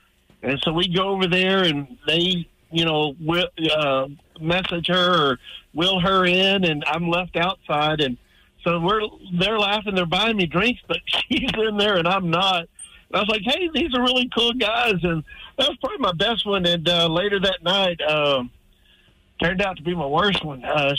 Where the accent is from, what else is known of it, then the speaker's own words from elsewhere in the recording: Odessa, Texas, United States; moved away; also born or lived in Leander, Texas; I'm from Odessa